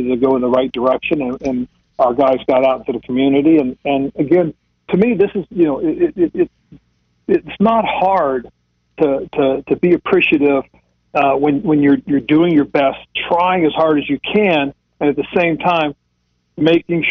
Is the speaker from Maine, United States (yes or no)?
no; Monterey, California, United States; moved away; also born or lived in Charlotte, North Carolina; Monterey, California, my hometown area